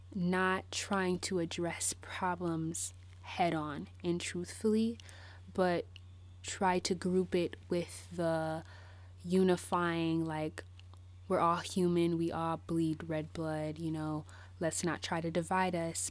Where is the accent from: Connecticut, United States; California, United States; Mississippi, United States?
California, United States; Bay Area; moved away; I moved away from the Bay Area, um, in two thousand twelve